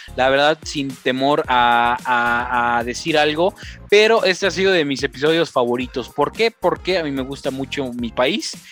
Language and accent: Spanish; Tlaxcala, Mexico; soy de Tlaxcala